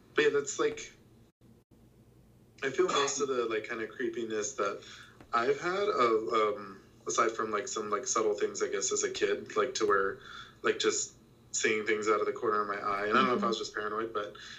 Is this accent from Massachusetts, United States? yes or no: no; South Texas, United States; I grew up in South Texas.